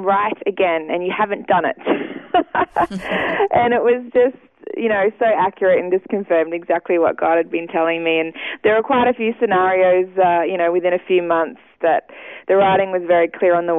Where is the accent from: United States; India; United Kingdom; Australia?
Australia; Ipswich, Queensland; moved away as an adult; now in Sydney, Australia; I did grow up first 20 years in Ipswich and all my family is still there